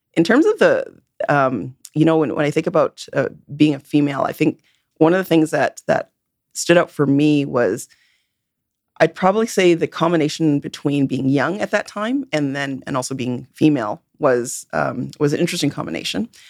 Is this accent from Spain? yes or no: no; Vancouver, British Columbia, Canada; I'm born and raised in Vancouver